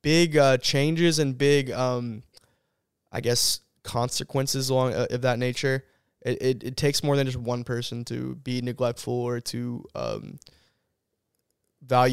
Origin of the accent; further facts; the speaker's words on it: San Antonio, Texas, United States; moved away as an adult; now in Auburn, United States; I'm from San Antonio, Texas, or that area. I always say San Antonio.